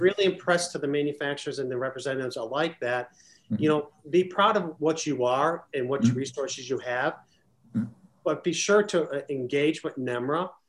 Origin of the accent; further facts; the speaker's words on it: Chicago, Illinois, United States; where I grew up in Chicago